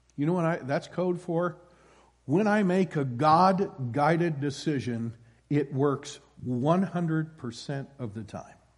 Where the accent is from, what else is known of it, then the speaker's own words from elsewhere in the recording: Iowa, United States; moved away; born and raised in Iowa